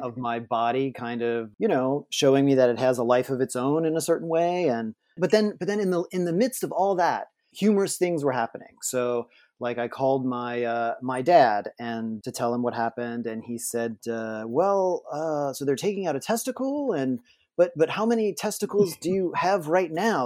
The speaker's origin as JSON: {"language": "English", "town": "New Orleans", "region": "Louisiana", "country": "United States", "said": "I am from New Orleans"}